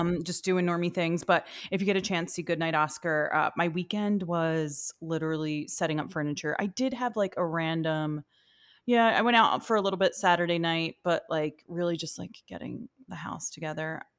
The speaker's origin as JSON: {"language": "English", "town": "New York City", "region": "New York", "country": "United States", "said": "as a New Yorker, I, I'm not, like, a much of a New Yorker as"}